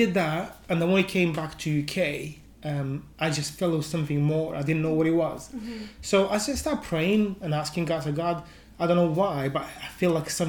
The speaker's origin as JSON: {"language": "English", "country": "Moldova", "moved": "as an adult", "lives_now": "United Kingdom", "said": "I'm originally from Moldova, which is an Eastern European country, a very small country, probably about 2.5, near 3 million people. but I've been living in the UK for over"}